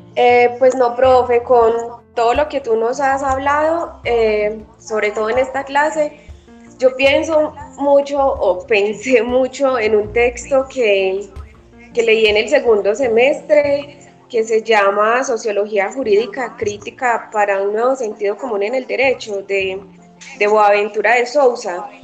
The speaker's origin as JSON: {"language": "Spanish", "country": "Colombia", "said": "como colombianos"}